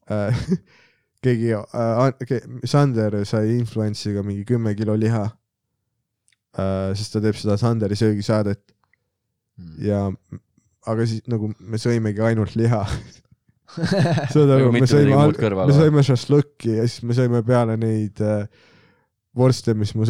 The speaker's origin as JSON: {"language": "Estonian", "region": "Ida-Viru County", "country": "Estonia", "tie": "born there", "said": "ma sündisin jah, siis Puru haiglas."}